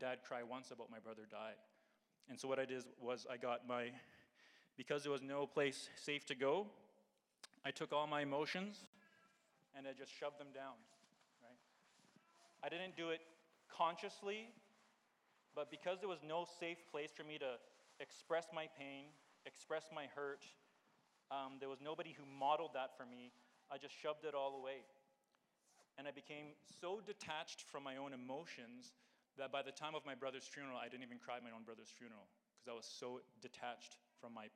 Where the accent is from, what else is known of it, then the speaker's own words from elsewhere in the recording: Calgary, Alberta, Canada; I was born and raised here in Calgary, in Ranchlands for 17 years